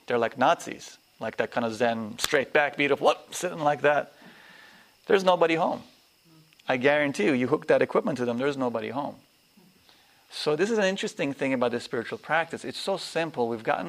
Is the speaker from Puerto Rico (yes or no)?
no; Nigeria; also born or lived in Afghanistan / Pakistan; You live in cultures I was raised in Nigeria, in Afghanistan, in Pakistan, you have 8 people living in one room.